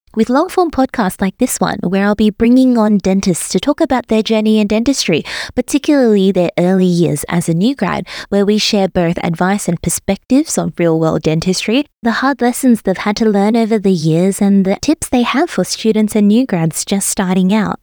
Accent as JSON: {"language": "English", "town": "Melbourne", "region": "Victoria", "country": "Australia", "tie": "born or raised there", "also_born_or_lived": "Sydney", "moved": "as an adult", "lives_now": "Brisbane, Australia", "said": "I was born and raised in Melbourne"}